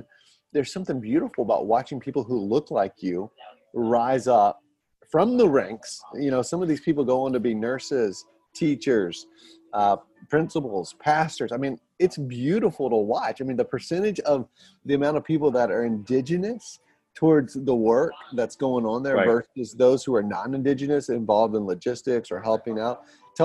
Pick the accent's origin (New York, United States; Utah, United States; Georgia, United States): Georgia, United States; Atlanta; now in Pennsylvania, United States; I'm originally from Atlanta